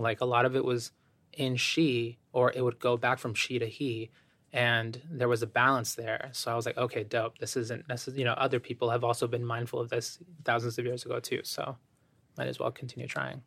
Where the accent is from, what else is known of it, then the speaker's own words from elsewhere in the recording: Ecuador; moved away; I have an immigrant background. I was born in Ecuador.